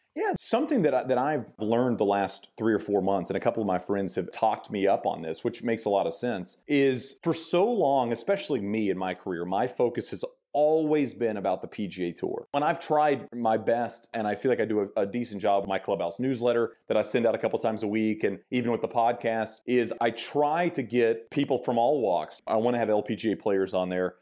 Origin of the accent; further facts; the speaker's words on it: Texas, United States; moved away; also born or lived in Arizona / Connecticut; I grew up in Texas